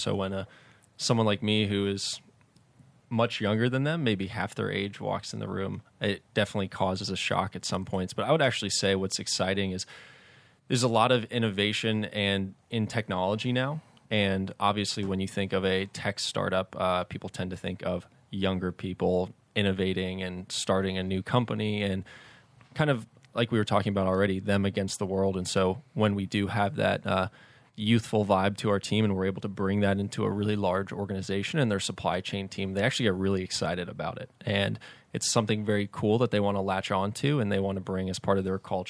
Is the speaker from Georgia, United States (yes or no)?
yes; Atlanta, Georgia, United States; Yeah, born and raised in Atlanta.